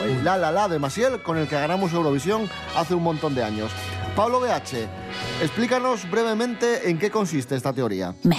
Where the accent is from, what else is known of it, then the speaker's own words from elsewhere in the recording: Oviedo, Asturias, Spain; yo que soy de Oviedo